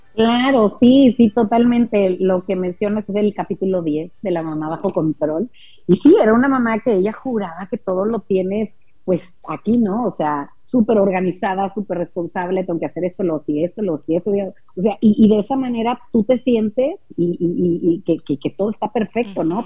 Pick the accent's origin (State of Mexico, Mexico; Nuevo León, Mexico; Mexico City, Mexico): Nuevo León, Mexico; Monterrey; Nosotros somos de Monterrey